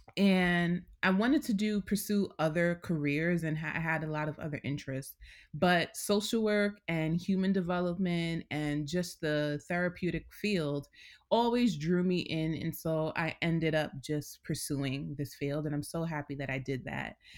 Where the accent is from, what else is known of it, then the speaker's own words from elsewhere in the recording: New York City, New York, United States; I'm born and raised here